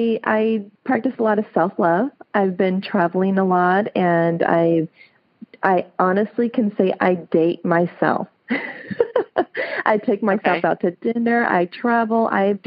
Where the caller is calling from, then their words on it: California, United States; I'm calling from a small town in California called Olivers. It's about 30 minutes north from Sacramento.